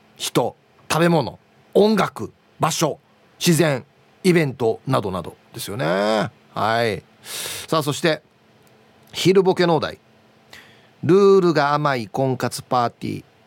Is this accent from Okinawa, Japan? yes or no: yes; Uruma, Okinawa, Japan; 地元ですよまさに あの近くに僕が卒業した小学校も中学校もある